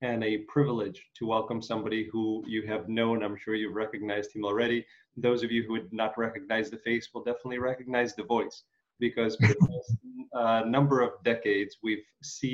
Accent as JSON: {"language": "English", "country": "Ukraine", "moved": "yes", "lives_now": "Chicago, United States", "said": "I'm originally from Ukraine."}